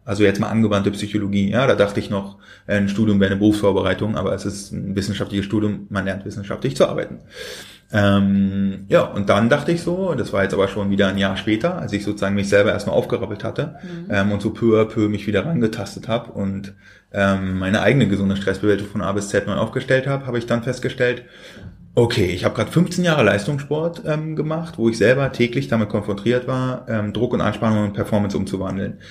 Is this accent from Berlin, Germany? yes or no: yes; Berlin, Germany; ich bin in Berlin geboren.